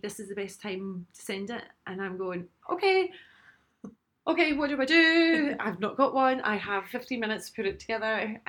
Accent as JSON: {"language": "English", "town": "Glasgow", "region": "Scotland", "country": "United Kingdom", "also_born_or_lived": "London", "accent": "Glasgow", "moved": "as an adult", "said": "with the Glasgow accent"}